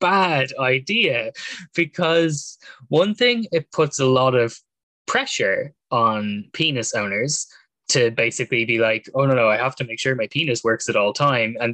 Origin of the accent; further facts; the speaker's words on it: Ireland; we grew up in Ireland, which has such a skewed relationship to sex